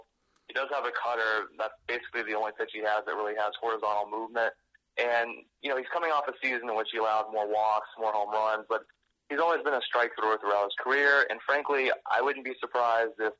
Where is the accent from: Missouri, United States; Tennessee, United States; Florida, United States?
Florida, United States; the Bay Area; moved away as an adult; now in Washington, D.C. area, United States; I grew up a Rays fan growing up in the Bay Area